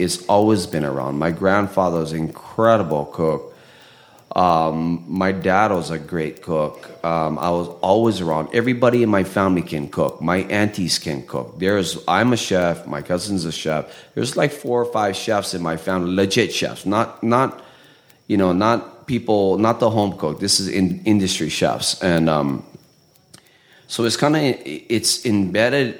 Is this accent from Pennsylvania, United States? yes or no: no; Haleiwa, Hawaii, United States; also born or lived in Portland, Oregon; coming from a small town in Haleiwa in Oahu